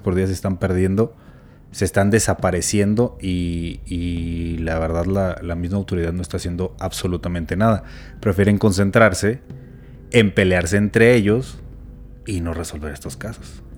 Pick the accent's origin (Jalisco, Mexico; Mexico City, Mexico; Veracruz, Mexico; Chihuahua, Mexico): Chihuahua, Mexico; soy de Chihuahua